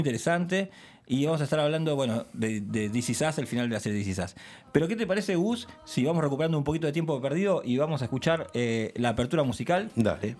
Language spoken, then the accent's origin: Spanish; Lanús, Buenos Aires Province, Argentina; yo soy acá de Lanús